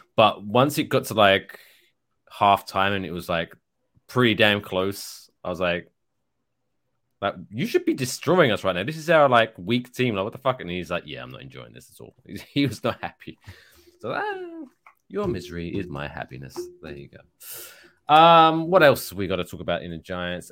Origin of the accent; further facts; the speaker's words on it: United Kingdom; now in United States; I am British